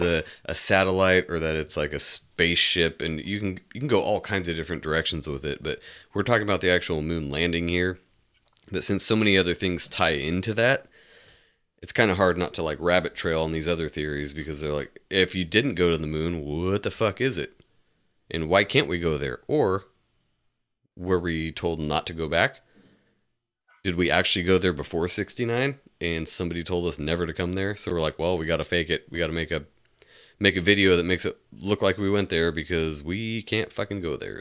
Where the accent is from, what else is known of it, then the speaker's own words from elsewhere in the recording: United States; we're American